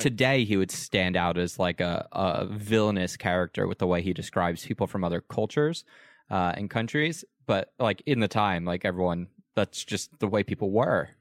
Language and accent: English; United States; as an American